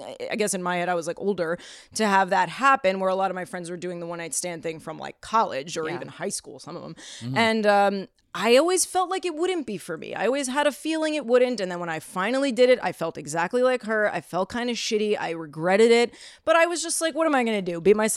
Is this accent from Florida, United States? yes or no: no; New York City, New York, United States; I grew up in Queens